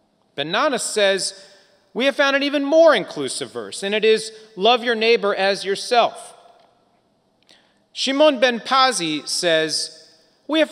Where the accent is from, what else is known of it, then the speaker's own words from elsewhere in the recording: United States; moved away; Growing up near Washington, D.C. in the 1980s